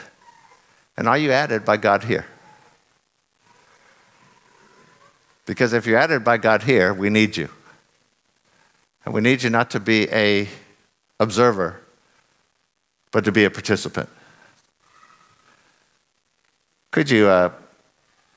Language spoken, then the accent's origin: English; United States; moved away; I'm from America